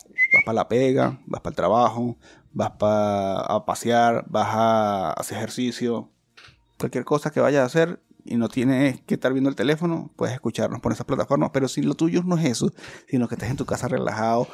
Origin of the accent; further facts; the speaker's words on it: Chile; somos hermanos, somos, chilenos, somos, amigos, somos chilenos todos